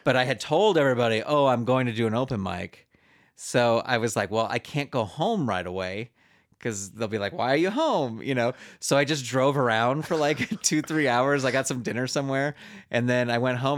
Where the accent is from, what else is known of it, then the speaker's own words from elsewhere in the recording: San Francisco Bay Area, California, United States; I grew up in the San Francisco Bay Area